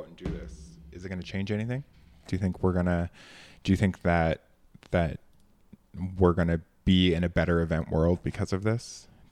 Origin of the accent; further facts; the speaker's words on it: Canada; It is not tough being a Canadian.